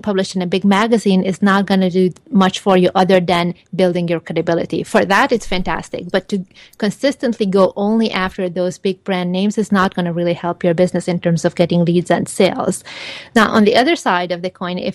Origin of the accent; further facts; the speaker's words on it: Hungary; also born or lived in Los Angeles, United States; now in Palm Desert, United States; I'm originally from Hungary, and I lived in six other countries before moving over here.